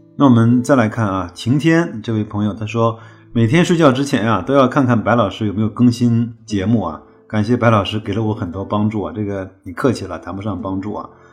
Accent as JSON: {"language": "Chinese", "country": "China", "said": "我们中国人"}